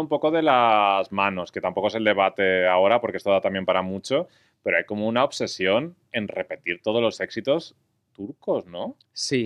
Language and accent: Spanish; Valencian Community, Spain; soy valenciano